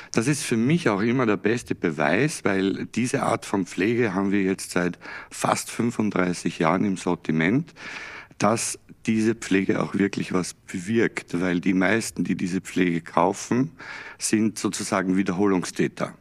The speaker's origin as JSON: {"language": "German", "region": "Salzburg", "country": "Austria", "tie": "born or raised there", "moved": "yes", "said": "ich ja in Österreich geboren bin und aufgewachsen bin"}